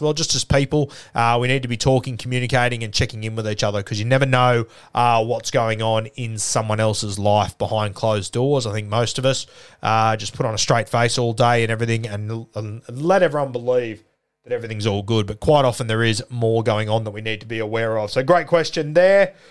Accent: Sydney, New South Wales, Australia; growing up in the South Sydney comp

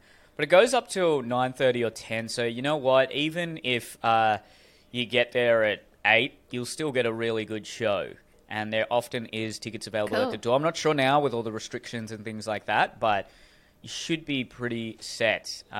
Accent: Hurstville, New South Wales, Australia; I grew up in Hurstville.

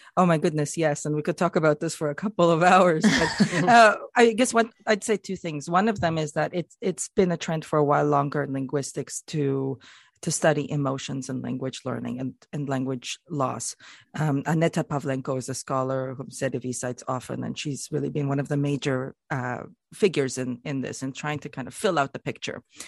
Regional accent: Canada; as a Canadian myself

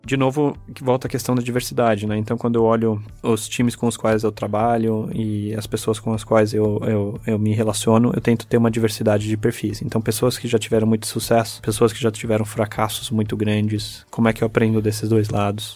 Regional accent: Brazil; also born or lived in Germany; Eu sou alemão, mas eu cresci aqui no Brasil

